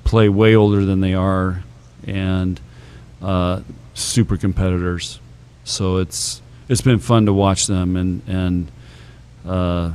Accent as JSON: {"language": "English", "town": "San Diego", "region": "California", "country": "United States", "tie": "born or raised there", "said": "Of course, I grew up in San Diego, so we know a lot of the same stomping grounds out there, places he's hung out."}